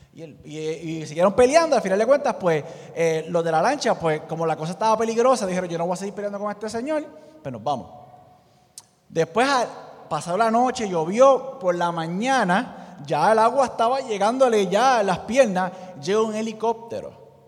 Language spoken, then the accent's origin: Spanish; Puerto Rico; nosotros como puertorriqueños